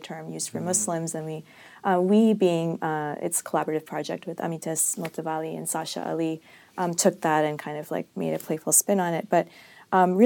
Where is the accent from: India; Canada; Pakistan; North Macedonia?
India; Hyderabad, Telangana; I'm from Hyderabad, which is in South India